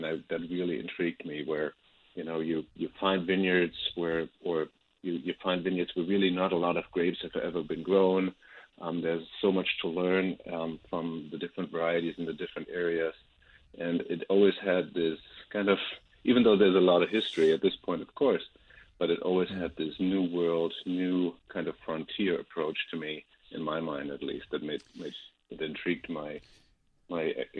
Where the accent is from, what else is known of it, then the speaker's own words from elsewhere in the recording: Rheinhessen, Rhineland-Palatinate, Germany; English is a second language; moved away as an adult; also born or lived in Sonoma, California; now in Napa Valley, United States; Yes, maybe I've picked up my accent. I grew up in Germany, actually, on a vineyard in Rheinhessen, kind of a German wine growing area, and then grew up in a family of making wine and growing grapes